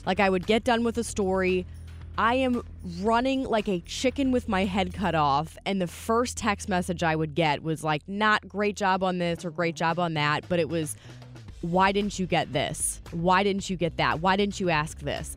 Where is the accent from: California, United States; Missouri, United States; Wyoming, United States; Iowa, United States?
Missouri, United States; St. Louis; I'm from here. I mean, this is my hometown. I love Saint Louis